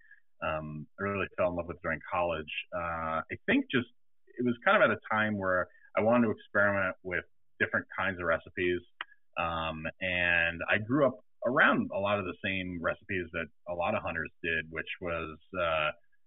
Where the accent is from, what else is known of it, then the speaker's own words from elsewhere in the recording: New York, United States; I grew up in New York with a dad that was a New York City fireman